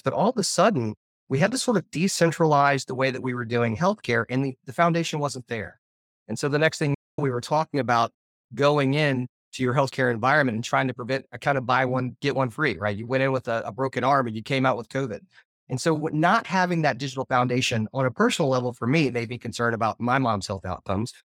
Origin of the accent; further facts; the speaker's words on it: Arkansas, United States; I come from Arkansas